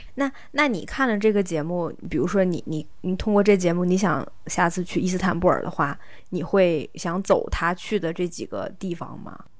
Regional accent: the Northwest, Northwest China, China; 我们西北那边

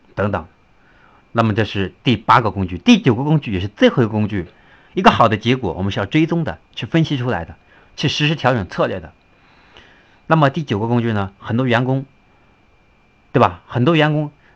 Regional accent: China; 我们中国人

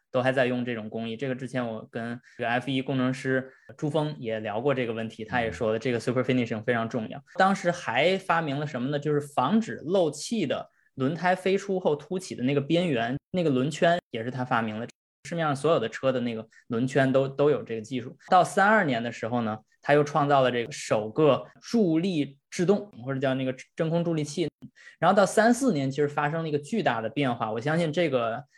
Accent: China; 我们中国人

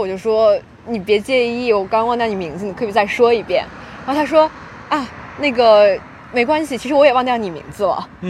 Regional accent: Shandong, China; moved away; also born or lived in Tianjin; 高一的时候从天津回过山东，啊。然后当时去找我朋友在那个我们当地的高中

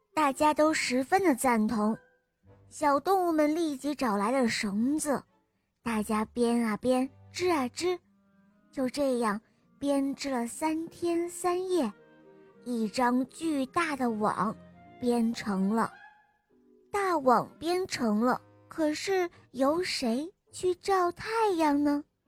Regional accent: Zhejiang, China; 我今年四岁了，我来自浙江

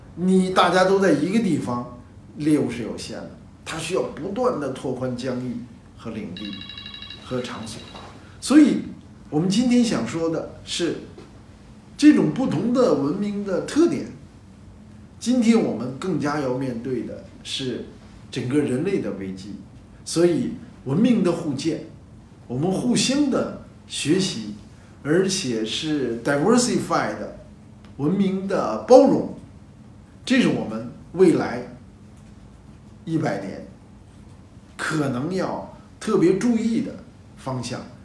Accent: China; 我们的集体主义是我们东方的，是中国的

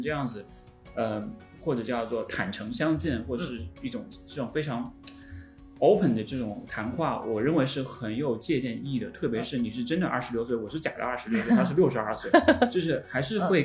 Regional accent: Hunan, China; 因为我是湖南人

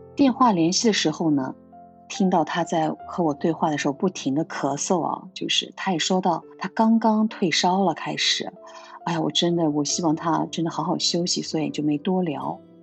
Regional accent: Xinjiang, China; moved away as an adult; now in Japan; 我从小生活在新疆的，大西北，辽阔壮美的地方

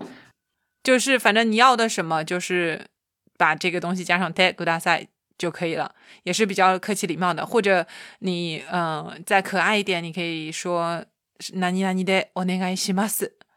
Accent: China; moved away as an adult; now in Japan; 我告诉他我是一个中国姑娘

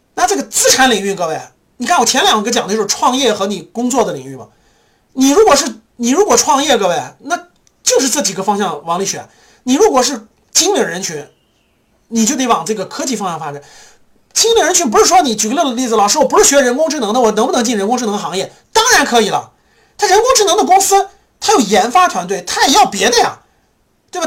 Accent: China; 我们中国人

